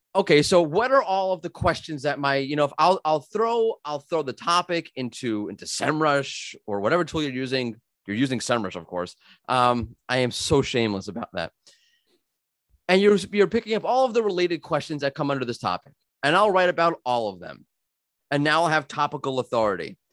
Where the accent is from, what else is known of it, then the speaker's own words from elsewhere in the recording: New York, United States; moved away; I'm from New York originally. We talk fast